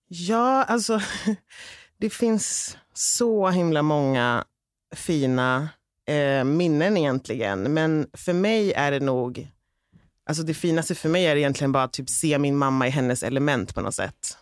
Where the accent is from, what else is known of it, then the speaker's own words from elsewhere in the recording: Uppsala, Uppsala County, Sweden; jag är från orten också, vi är från Gottsunda från början.